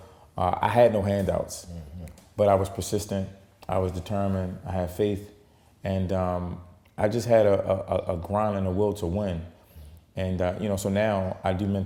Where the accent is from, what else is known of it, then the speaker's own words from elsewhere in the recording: Baltimore, Maryland, United States; growing up in Baltimore and, you know, coming from the hood